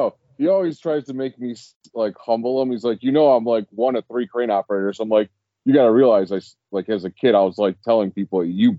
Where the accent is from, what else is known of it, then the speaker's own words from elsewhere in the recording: Cleveland, Ohio, United States; I'm directly from Cleveland, Slavic Village area.